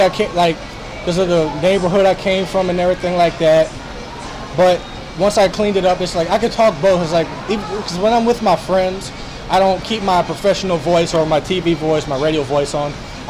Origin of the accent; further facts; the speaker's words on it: Slidell, Louisiana, United States; And I come from Slido, Louisiana, not too far from New Orleans. Went to Slido High, and then I went to Southeastern, graduated last year with my media degree